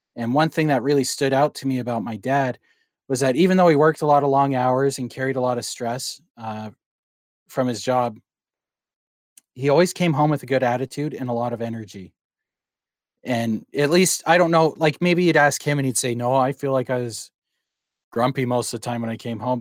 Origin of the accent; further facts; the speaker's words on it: Calgary, Alberta, Canada; now in Langley, Canada; I was born and raised in Calgary.